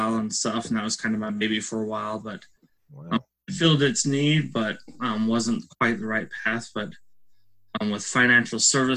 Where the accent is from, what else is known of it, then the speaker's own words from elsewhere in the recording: Salt Lake City, Utah, United States; I grew up, born and raised in Salt Lake City, Utah, and I'm currently still there